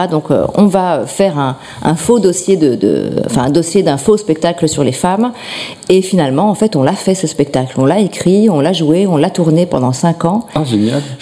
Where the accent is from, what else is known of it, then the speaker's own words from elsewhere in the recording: Schaerbeek, Brussels-Capital Region, Belgium; De Schierbeek.